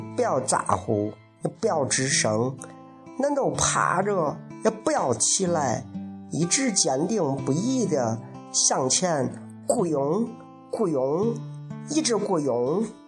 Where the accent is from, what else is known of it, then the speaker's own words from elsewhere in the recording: Lingbao, Henan, China; accent: Lingbao dialect; 因为我来自河南灵宝，我用我们家乡的灵宝话给他念了一段儿